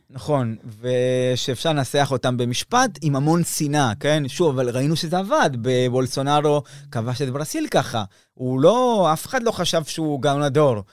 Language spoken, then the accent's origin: Hebrew; Argentina; moved away; כשאני נולדתי שם